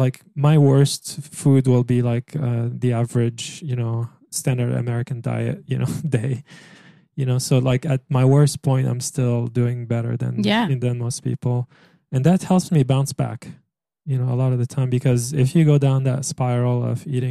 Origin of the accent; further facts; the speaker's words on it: Egypt; moved away; also born or lived in France; growing up in Egypt